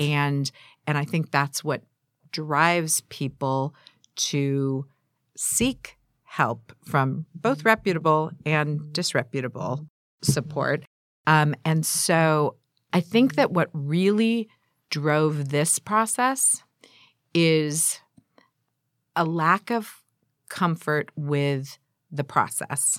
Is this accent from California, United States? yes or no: yes; San Diego, California, United States; also born or lived in Glendale, California; now in Pasadena, United States; I grew up in San Diego